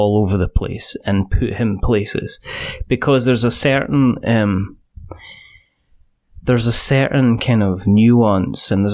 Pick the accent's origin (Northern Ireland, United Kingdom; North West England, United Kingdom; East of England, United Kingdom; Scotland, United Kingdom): Scotland, United Kingdom